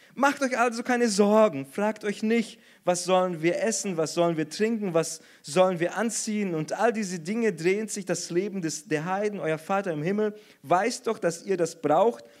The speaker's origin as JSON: {"language": "German", "country": "Brazil", "moved": "yes", "said": "als Brasilianer friere ich sowieso immer und ständig"}